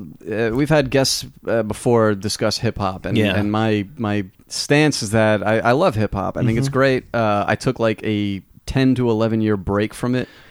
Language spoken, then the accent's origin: English; New York, United States; moved away as an adult; now in Texas, United States; I'm from New York. I almost said I'm from Boston, which I'm not. But, the vocal inflections are very similar.